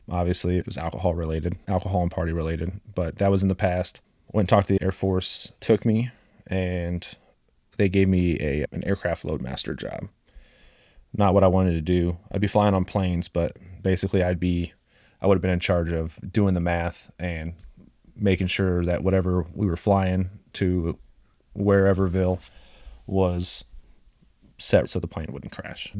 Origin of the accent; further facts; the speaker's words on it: Champaign, Illinois, United States; moved away; I grew up in Champaign, Illinois.